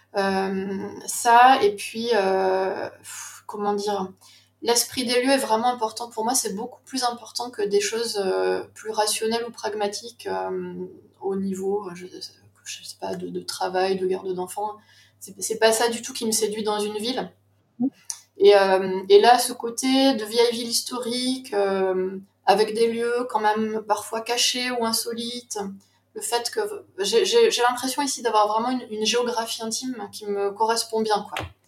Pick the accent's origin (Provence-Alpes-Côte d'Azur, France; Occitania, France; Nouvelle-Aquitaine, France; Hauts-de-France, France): Occitania, France; Toulouse; moved away as an adult; also born or lived in Paris; now in Besançon, France; Je suis toulousaine d'origine, mais j'ai passé cinq ans à Paris pour mes études et depuis 2003, je vis à Besançon.